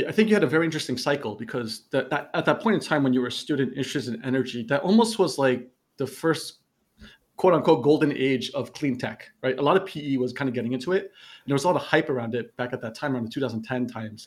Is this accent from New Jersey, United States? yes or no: yes; New Jersey, United States; moved away as an adult; now in Malaysia; I'm I'm born from New Jersey